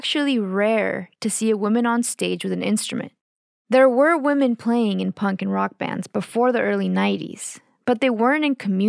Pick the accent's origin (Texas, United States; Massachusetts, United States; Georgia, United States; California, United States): Texas, United States; Austin; born or raised there; also born or lived in Mexico / McAllen, Texas